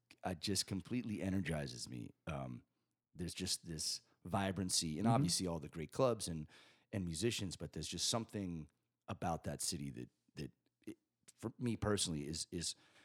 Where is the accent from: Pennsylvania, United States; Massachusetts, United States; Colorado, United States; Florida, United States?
Massachusetts, United States; I was the same way growing up in Massachusetts.